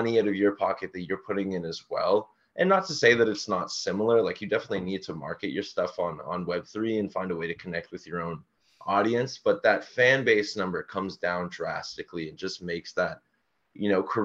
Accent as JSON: {"language": "English", "town": "Toronto", "region": "Ontario", "country": "Canada", "said": "we're from Toronto, and a big artist around where we're from is …."}